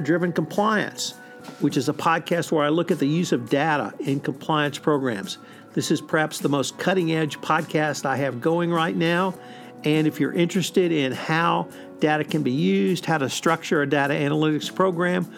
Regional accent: Texas, United States; I am a Southerner, a lifelong Texan

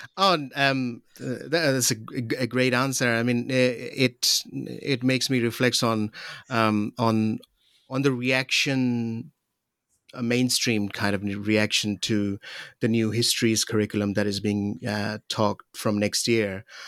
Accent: Pakistan; moved away; I'm from Pakistan

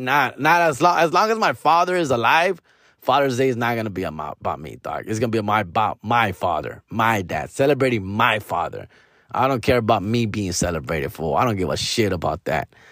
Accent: Mexico; our own culture, you know, Latino, Mexican culture

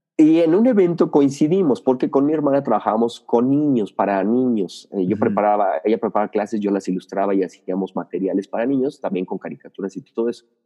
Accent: Mexico City, Mexico; nací en Ciudad de México, eh, soy chilango, como les dicen por allá

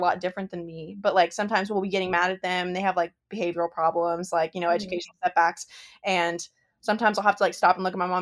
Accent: West Virginia, United States; we're from West Virginia

